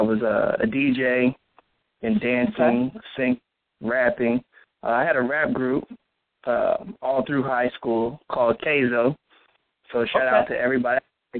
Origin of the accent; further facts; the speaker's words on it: New Albany, Indiana, United States; moved away; also born or lived in Louisville, Kentucky; Well, originally, okay, I grew up in Indiana and Kentucky. So to be more specific, New Albany, Indiana, and Louisville, Kentucky.